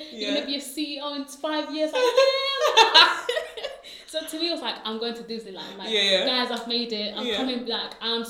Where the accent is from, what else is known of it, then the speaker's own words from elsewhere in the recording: London, United Kingdom; I was from Hackney